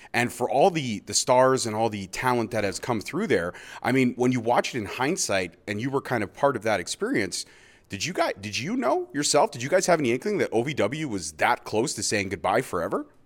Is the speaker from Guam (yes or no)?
no; Scotland, United Kingdom; I am Scottish.